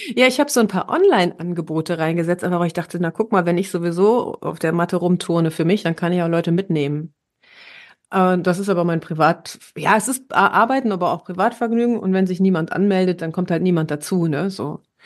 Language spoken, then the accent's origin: German; Herne, North Rhine-Westphalia, Germany; moved away; war ich ja in Herne, meiner Heimatstadt